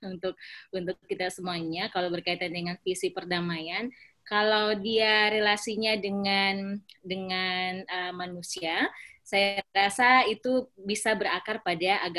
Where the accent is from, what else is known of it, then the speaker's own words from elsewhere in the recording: Poso, Central Sulawesi, Indonesia; karena saya lahir dan besar di Kabupaten Poso, isu-isu persamaan uh, kami di Poso itu saling apa namanya ya antar agama itu uh, menikah